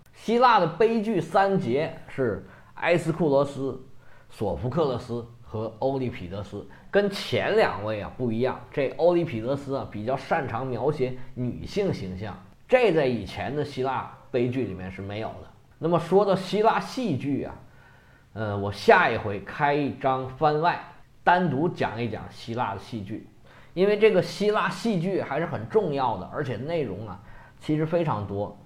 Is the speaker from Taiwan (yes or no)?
no; China; 我们中国人